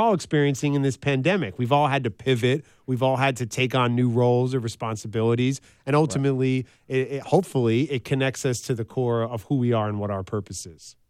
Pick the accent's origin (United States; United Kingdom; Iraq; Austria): United States; New York City, New York; now in Los Angeles, United States; I was mm. born and raised in New York City